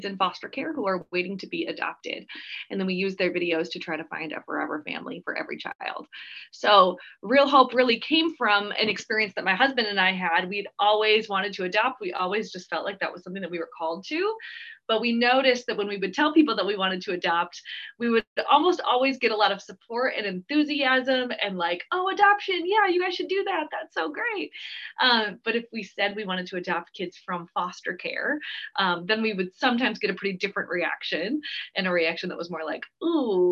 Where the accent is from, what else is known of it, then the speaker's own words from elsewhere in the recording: Twig, Minnesota, United States; moved away as an adult; also born or lived in St. Paul, Minnesota / California; Twigg, Minnesota, if you've ever heard of Twigg, is where I grew up